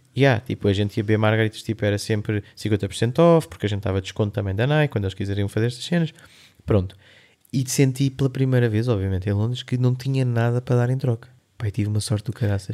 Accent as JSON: {"language": "Portuguese", "area": "Linha de Sintra", "region": "Lisbon", "country": "Portugal", "also_born_or_lived": "London", "said": "sou do Eiras, ali não sei o quê, então, sou da linha de Sintra"}